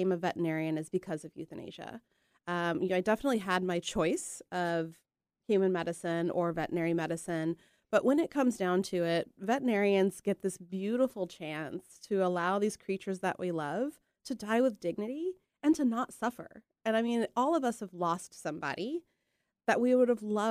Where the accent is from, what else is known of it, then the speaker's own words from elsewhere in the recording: Texas, United States; moved away as an adult; also born or lived in Cleveland, Ohio / New Mexico; now in Boring, Oregon, United States; Grew up in Texas. Went to vet school in Texas